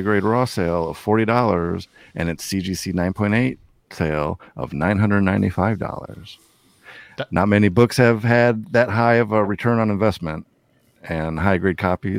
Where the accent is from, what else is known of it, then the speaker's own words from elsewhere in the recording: Midwest, United States; accent: Midwestern; It's my Midwestern accent.